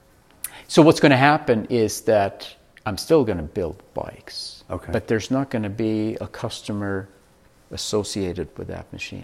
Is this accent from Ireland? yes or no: no; Sweden; moved away as an adult; also born or lived in Vail, Colorado; now in Colorado, United States; I'm originally from Sweden, born and raised. I came over here in 1984 to be a ski bum.